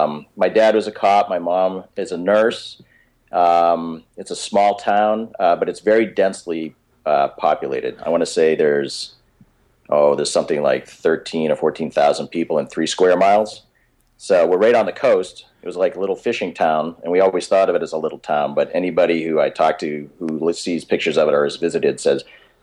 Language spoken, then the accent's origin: English; Swampscott, Massachusetts, United States; moved away; also born or lived in Salem, Massachusetts; Swampscott, Massachusetts is my hometown.